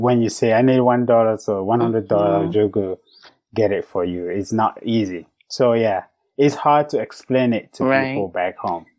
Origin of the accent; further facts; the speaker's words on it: Cameroon; moved away as an adult; now in United States; I grew up in Africa, in Cameroon, in a small village.